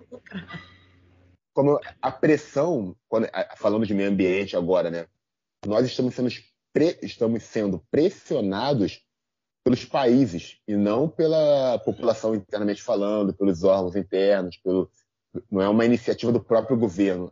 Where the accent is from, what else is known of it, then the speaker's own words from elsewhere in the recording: São João de Meriti, Rio de Janeiro, Brazil; Eu sou de São João de Meriti